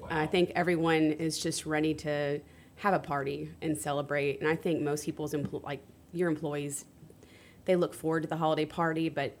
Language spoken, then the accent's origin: English; Conroe, Texas, United States; So I grew up in Conroe